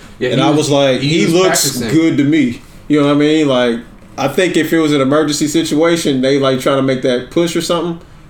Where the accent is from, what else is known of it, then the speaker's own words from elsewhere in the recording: Kansas City, Kansas, United States; I'm from Wyandotte County.